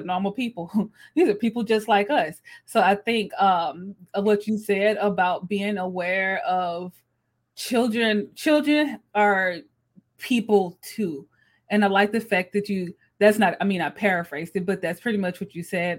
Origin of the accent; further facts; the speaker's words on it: Mississippi, United States; Alana and I grew up in Mississippi